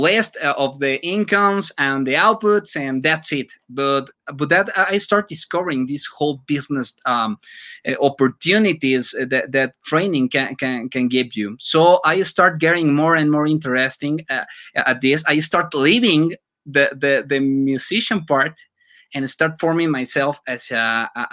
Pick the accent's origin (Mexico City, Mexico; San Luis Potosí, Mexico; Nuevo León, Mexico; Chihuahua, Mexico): Mexico City, Mexico; English is a second language; now in Metepec, Mexico; Originally, I'm from Mexico City, but I can proudly say I'm from Metepec, Estado de Mexico.